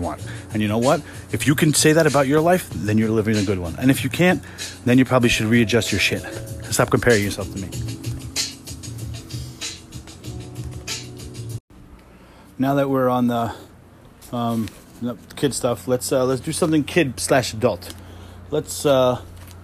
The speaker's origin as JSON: {"language": "English", "town": "New York City", "region": "New York", "country": "United States", "tie": "born or raised there", "said": "I grew up in Queens"}